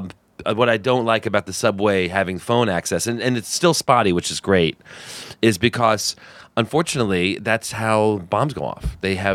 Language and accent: English; New Jersey, United States